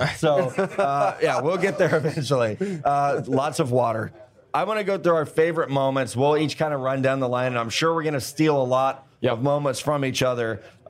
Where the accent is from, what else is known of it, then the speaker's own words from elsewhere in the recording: Midwest, United States; I'm Midwest.